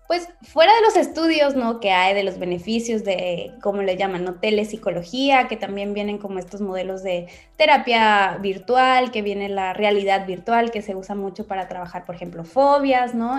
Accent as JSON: {"language": "Spanish", "town": "Ensenada", "region": "Baja California", "country": "Mexico", "said": "de aquí de Ensenada, de donde soy"}